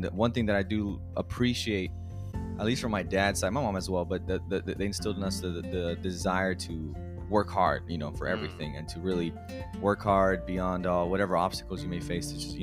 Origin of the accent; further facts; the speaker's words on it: McAllen, Texas, United States; moved away; I'm from originally born and raised in South Texas, McAllen, Texas, to be exact.